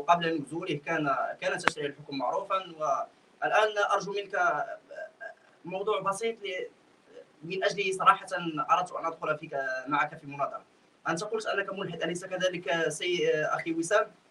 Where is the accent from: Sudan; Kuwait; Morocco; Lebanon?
Morocco; انا مغربي